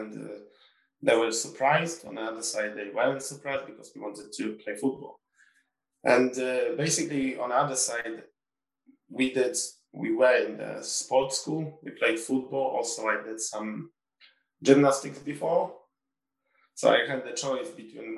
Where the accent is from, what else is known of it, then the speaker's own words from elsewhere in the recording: Warsaw, Masovian Voivodeship, Poland; moved away; also born or lived in Sunderland; I want to live in Warsaw because it's my hometown